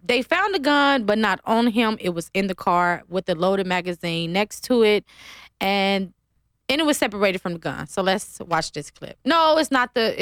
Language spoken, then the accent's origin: English; Ohio, United States; now in Las Vegas, United States; I'm from Ohio